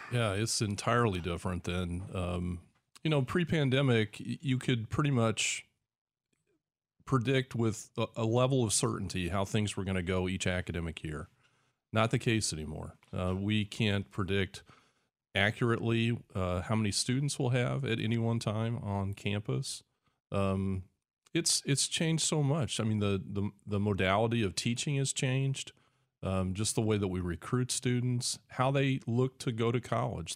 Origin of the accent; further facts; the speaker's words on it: Decatur, Illinois, United States; I grew up here. This is my hometown